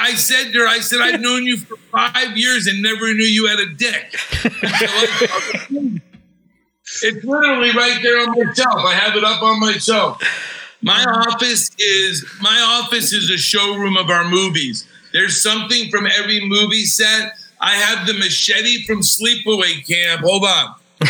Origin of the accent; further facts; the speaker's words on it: South Florida, United States; moved away as an adult; now in California, United States; I grew up in South Florida, though. So I'm used to it. Now that I live in California for almost 6 years